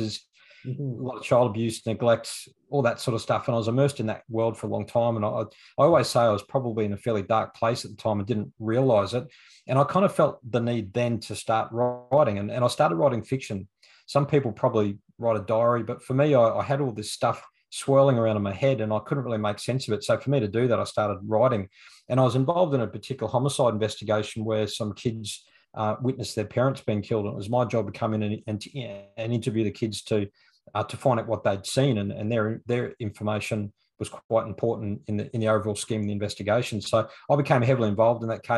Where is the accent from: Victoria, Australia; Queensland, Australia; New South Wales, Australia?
Queensland, Australia; Toowoomba; now in Brisbane, Australia; I live in Brisbane, born and bred in Queensland. I was actually born and raised in the city of Toowoomba.